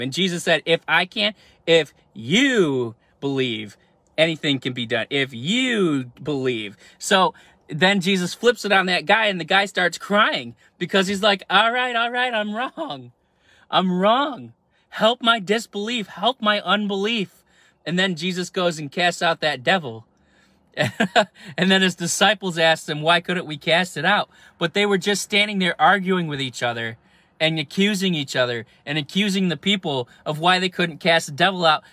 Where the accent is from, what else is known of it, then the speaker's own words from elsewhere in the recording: New York, United States; I'm from New York